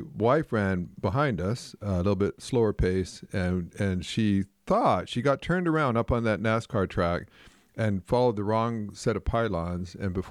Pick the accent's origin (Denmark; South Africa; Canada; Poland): Canada; I remember years ago, I grew up in Canada, and I remember watching people play hockey